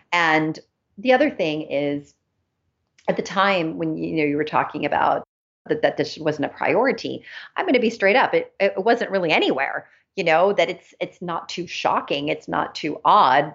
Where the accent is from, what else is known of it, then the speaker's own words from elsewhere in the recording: Los Angeles, California, United States; also born or lived in Germany; I live in Los Angeles. I grew up in Los Angeles as well as in Germany